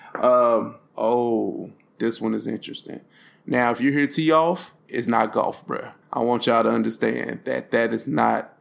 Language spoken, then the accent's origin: English; East St. Louis, Illinois, United States; I was born in St. Louis, but I was raised in East St. Louis